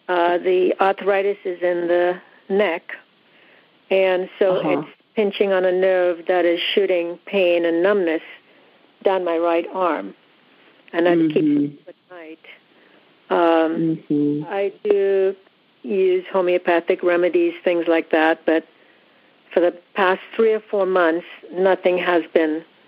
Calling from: California, United States; I'm in Southern California.

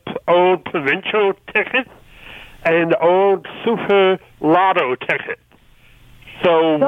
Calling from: Niagara Falls, Ontario, Canada; I am calling from Niagara Falls

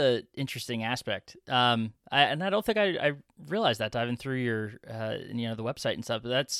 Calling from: Philadelphia, Pennsylvania, United States; You know, I'm talking from Philadelphia over here, so a town of a couple millions. So definitely quaint compared to, to where I sit.

